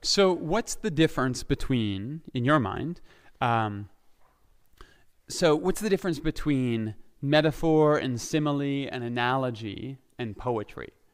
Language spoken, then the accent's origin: English; Ontario, Canada; moved away as an adult; also born or lived in Saskatchewan; now in Alberta, Canada; I grew up in Ontario. I lived in Saskatchewan for a bit. I was back in Ontario